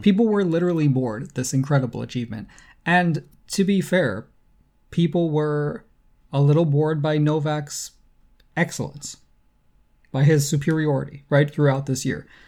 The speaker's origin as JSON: {"language": "English", "country": "United States", "moved": "yes", "lives_now": "Canada", "said": "I'm from the U S, but, uh, I mean, as an American"}